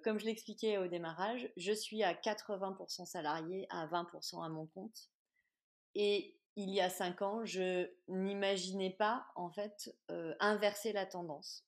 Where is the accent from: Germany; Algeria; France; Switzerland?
France; Clermont-Ferrand, Auvergne-Rhône-Alpes; de par ma région d'origine